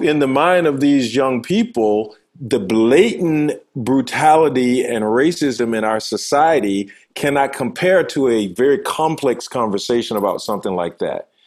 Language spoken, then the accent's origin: English; Manchester, Georgia, United States; moved away as an adult; I'm from a uh, little town called Manchester, Georgia, in deep south in uh, rural Georgia family of eight